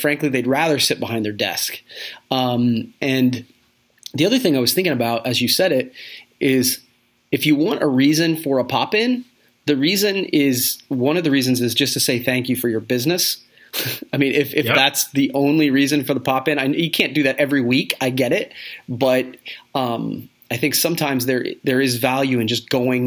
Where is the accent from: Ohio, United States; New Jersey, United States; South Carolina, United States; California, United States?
Ohio, United States; Coshocton; I'm from Coshocton, Ohio